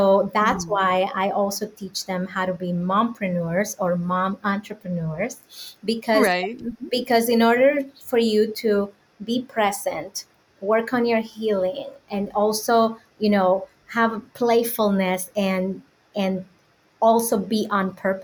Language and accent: English; Dominican Republic; moved away as an adult; now in United States; I was born and raised in the Dominican Republic.